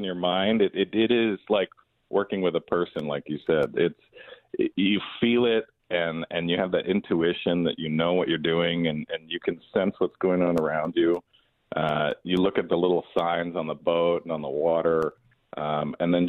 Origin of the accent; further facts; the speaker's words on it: Ventura, California, United States; I've been a lifer here in Ventura. I was born here, and I did grow up